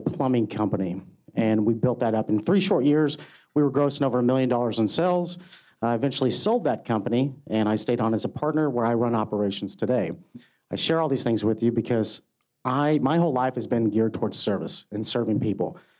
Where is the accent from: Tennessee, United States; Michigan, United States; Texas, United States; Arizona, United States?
Texas, United States; I was born and raised right here in Texas